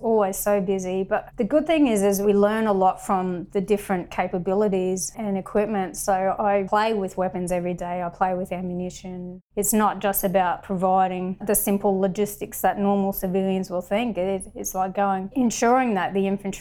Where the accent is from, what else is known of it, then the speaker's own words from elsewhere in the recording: North Stradbroke Island, Queensland, Australia; moved away as an adult; also born or lived in Brisbane, Australia; I was born in Brizzy and I moved over to beautiful Minjeribo, North Stradbroke Island, home of the Kwanamuka people. And I pretty much lived there until I was 17